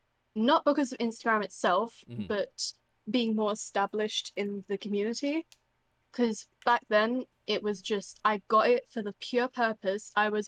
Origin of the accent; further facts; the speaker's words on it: United Kingdom; I am British